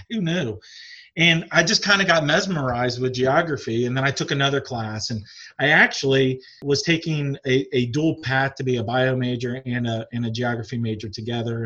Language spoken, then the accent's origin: English; Springfield, Ohio, United States; also born or lived in Newport News, Virginia / Michigan; I'm from Springfield, Ohio. That's where I grew up